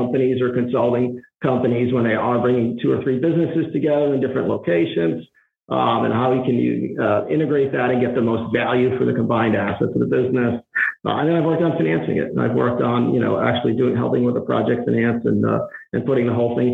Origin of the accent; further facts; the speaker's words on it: Providence, Rhode Island, United States; I grew up in Providence, Rhode Island